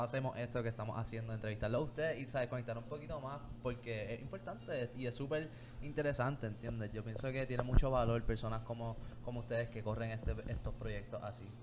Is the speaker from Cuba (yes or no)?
no; Puerto Rico; nuestra cultura también como puertorriqueños